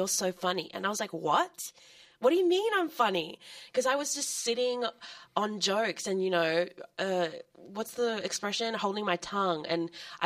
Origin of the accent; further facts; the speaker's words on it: Sydney, New South Wales, Australia; I'm from Sydney